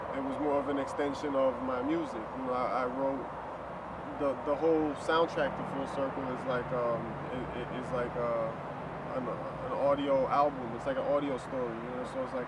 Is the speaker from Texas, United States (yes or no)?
no; New York City, New York, United States; also born or lived in Queens, New York / Brooklyn, New York; Born and raised Washington Heights